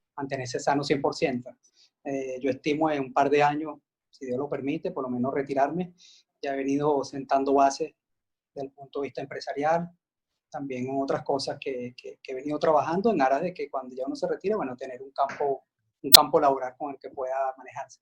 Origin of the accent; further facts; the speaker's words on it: Caracas, Capital District, Venezuela; yo nací en Caracas